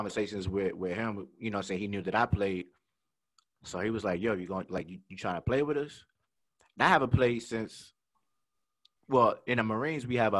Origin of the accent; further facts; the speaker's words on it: Kentucky, United States; I'm originally from Kentucky, but my father was in the military.